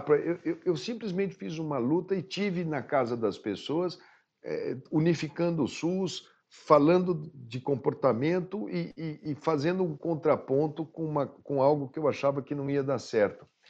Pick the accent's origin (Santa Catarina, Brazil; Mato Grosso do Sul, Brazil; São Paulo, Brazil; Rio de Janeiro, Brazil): Mato Grosso do Sul, Brazil; eu sou de Mato Grosso do Sul